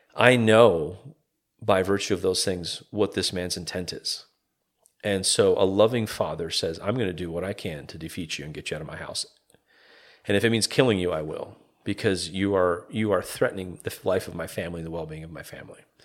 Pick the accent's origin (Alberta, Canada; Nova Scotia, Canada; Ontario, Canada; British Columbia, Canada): Alberta, Canada; Calgary; moved away as an adult; also born or lived in Toronto, Canada; now in Evansville, Indiana, United States; born and raised in Calgary, Canada, uh, Calgary, Alberta, Canada.